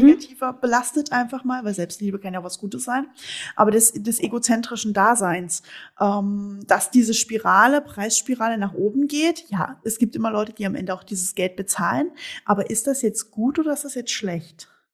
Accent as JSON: {"language": "German", "region": "East Germany", "country": "Germany", "moved": "yes", "said": "wir sind beide Ossi-Mädels"}